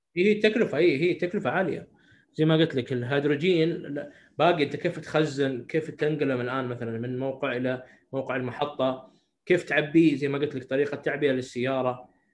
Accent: Saudi Arabia; عندنا في السعوديه

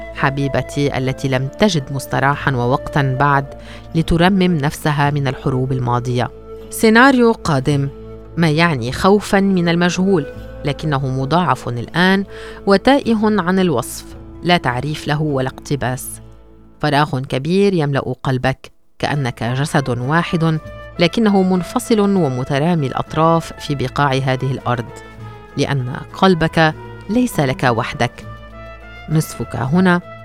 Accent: Gaza, Gaza Strip, Palestine; born or raised there; moved away as an adult; now in Malaysia

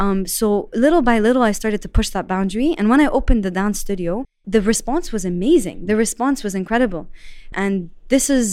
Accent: Saudi Arabia; moved away as an adult; also born or lived in Lebanon; I was born and raised in Saudi

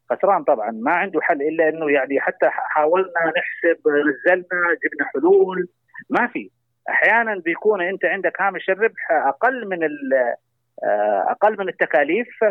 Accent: Saudi Arabia; عندنا في المملكة العربية السعودية

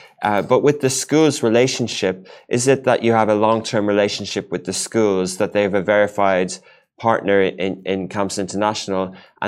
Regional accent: Ireland; when I grew up in Ireland

